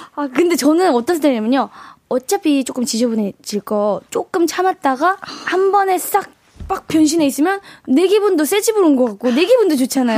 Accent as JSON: {"language": "Korean", "town": "Yangpyeong", "region": "Gyeonggi Province", "country": "South Korea", "tie": "born or raised there", "moved": "yes", "said": "본가가 양평이어가지고"}